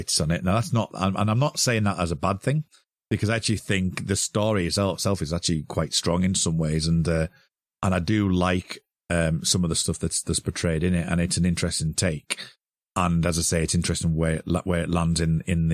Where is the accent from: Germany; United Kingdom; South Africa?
United Kingdom; we're both British.